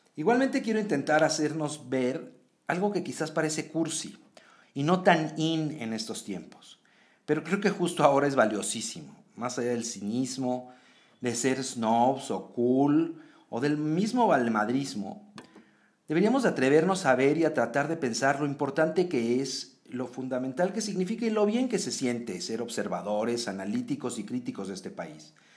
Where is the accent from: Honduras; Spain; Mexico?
Mexico; somos como somos los mexicanos